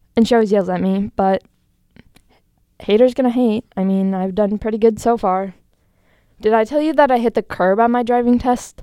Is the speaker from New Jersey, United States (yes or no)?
no; Green Bay, Wisconsin, United States; moved away as an adult; now in Milwaukee, United States; I'm from Green Bay, Wisconsin.